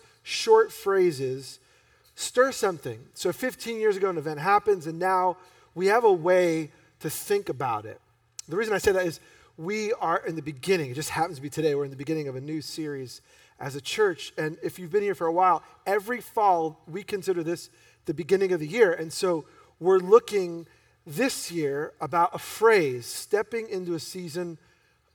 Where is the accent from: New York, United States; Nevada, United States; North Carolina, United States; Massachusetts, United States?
New York, United States; being born and raised in New York